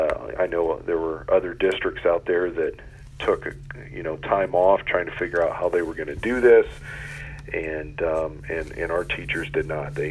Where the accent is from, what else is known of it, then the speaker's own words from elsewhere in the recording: Loudonville, Ohio, United States; I'm originally from Loudonville, so about 45 minutes northeast of here.